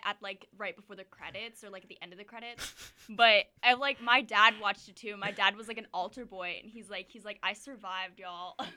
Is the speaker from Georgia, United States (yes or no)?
yes; Marietta, Georgia, United States; I'm from Marietta, Georgia